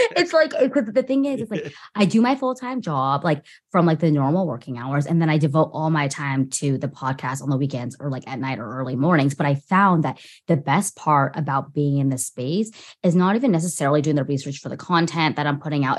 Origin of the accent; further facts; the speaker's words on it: Orange County, California, United States; growing up in orange county and being at like an hour away from